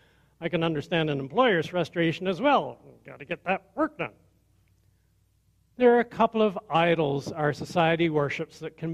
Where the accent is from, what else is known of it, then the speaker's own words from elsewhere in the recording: Perth County, Ontario, Canada; I grew up in Perth County